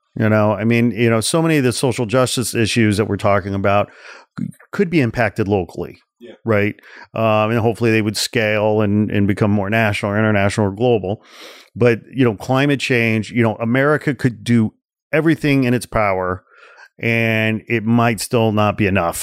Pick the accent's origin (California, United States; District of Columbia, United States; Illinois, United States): Illinois, United States; 40 miles outside of Chicago; I grew up 40 miles outside of Chicago